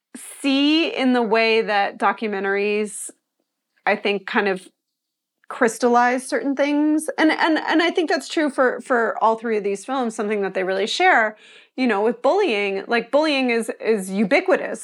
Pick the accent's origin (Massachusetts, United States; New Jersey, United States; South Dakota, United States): Massachusetts, United States; Pioneer Valley; also born or lived in Long Island, New York; I was born in New York, and, uh, lived on Long Island until I was about eleven, and then, um, we moved to the Pioneer Valley in Massachusetts, and so I was sort of raised in a community with a lot of college towns